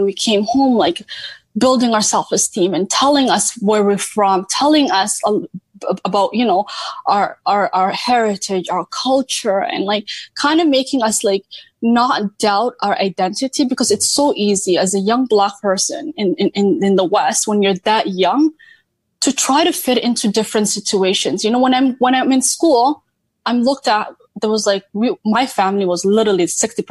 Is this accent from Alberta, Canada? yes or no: no; Hamilton, Ontario, Canada; also born or lived in Nairobi, Kenya / Toronto; So I'm technically from Hamilton. I grew up in Hamilton, Ontario, went to middle school, high school, university, all of that in Hamilton.